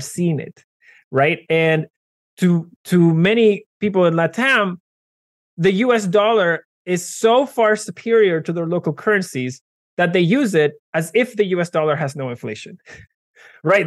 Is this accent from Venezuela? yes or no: yes; Venezuela; moved away; I am originally from Venezuela